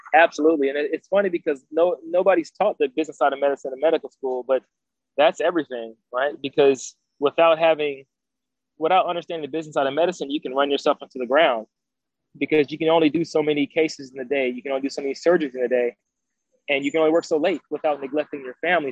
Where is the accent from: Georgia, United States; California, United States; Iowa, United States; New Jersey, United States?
Georgia, United States; Decatur; I grew up in Atlanta, Georgia, um, actually more specifically Decatur